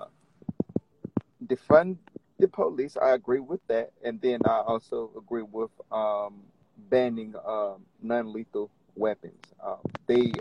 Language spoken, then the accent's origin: English; Orlando, Florida, United States; moved away as an adult; now in Richmond, United States; I'm originally from Orlando, Florida. I moved to Richmond, Virginia 5 years ago